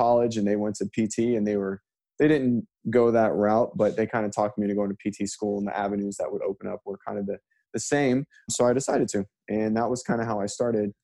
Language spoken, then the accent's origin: English; Orlando, Florida, United States; also born or lived in Miami, Florida; now in Pensacola, United States; I was born in Orlando, but I live in Pensacola now